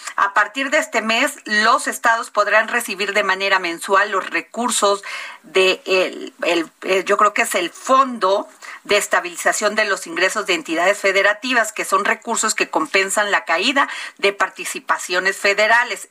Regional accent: Mexico

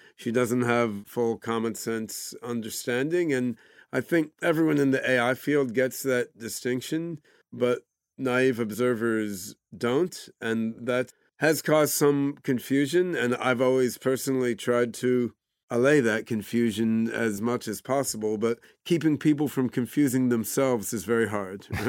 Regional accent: Philadelphia, Pennsylvania, United States; also born or lived in Brazil / Oregon; when I was seven years old, I moved to Philadelphia area

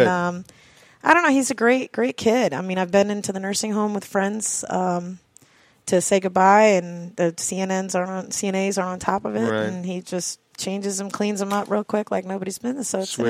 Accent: the Florida Keys, United States; also born or lived in Maine; Everybody wants to live here in the Keys. It's beautiful. I grew up here.

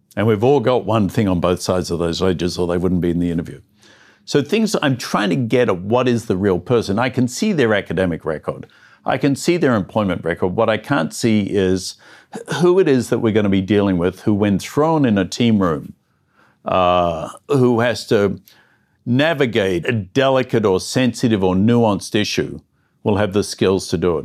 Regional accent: Melbourne, Victoria, Australia; moved away; I'm an Australian guy who grew up in the suburbs of Melbourne

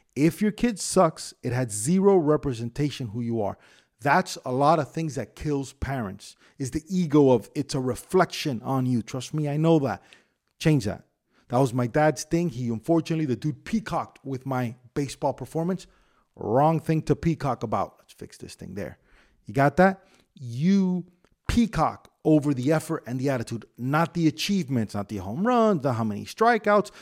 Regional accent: Miami, Florida, United States; I grew up in Tamiami Park

